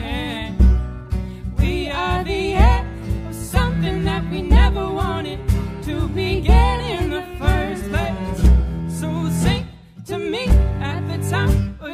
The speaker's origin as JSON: {"language": "English", "town": "Teays Valley", "region": "West Virginia", "country": "United States", "tie": "born or raised there", "also_born_or_lived": "Richmond", "said": "I grew up in Taze Valley"}